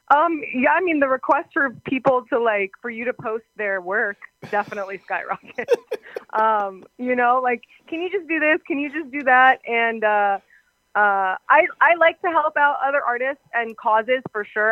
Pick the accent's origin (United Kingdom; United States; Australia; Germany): United States; Arlington, Virginia; I was born in Arlington, Virginia